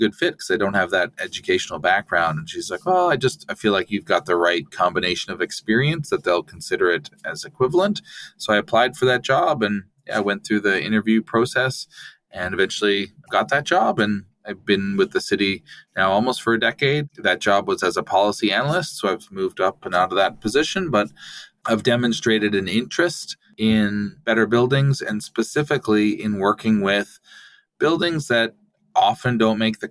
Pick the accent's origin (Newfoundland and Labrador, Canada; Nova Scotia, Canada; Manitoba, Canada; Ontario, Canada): Newfoundland and Labrador, Canada; now in Vancouver, Canada; I grew up in Newfoundland, so I'm a transplant, and I've lived in Vancouver for most of the past 20 years